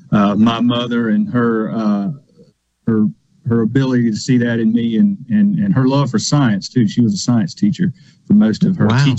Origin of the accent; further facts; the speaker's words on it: Lawrence County, Mississippi, United States; I grew up in Lawrence County. Out in the country